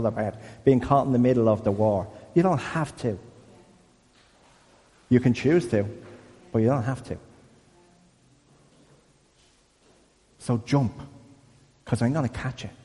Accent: Dublin, Leinster, Ireland; I'm from Crumlin

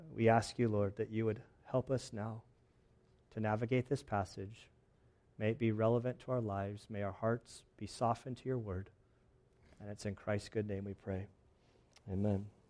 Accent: Southern California, United States; I'm from Southern California.

